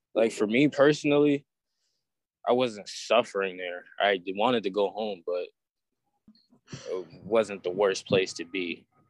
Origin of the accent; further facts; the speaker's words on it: Springfield, Massachusetts, United States; I'm from Springfield, Massachusetts